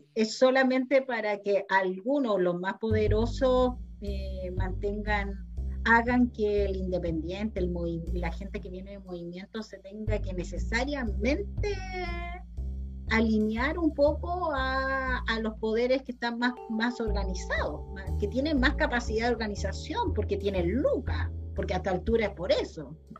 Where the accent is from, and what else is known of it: Chile